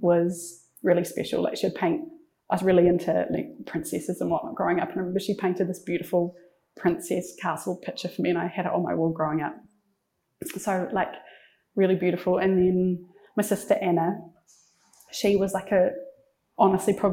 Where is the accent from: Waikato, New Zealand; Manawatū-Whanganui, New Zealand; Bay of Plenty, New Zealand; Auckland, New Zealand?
Waikato, New Zealand; I grew up in Tokumarin, so it's in the heart of the King Country, really small town